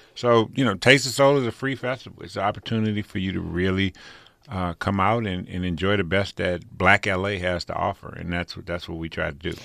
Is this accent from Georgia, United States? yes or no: no; Pasadena, California, United States; also born or lived in Rancho Cucamonga; people I grew up with in Pasadena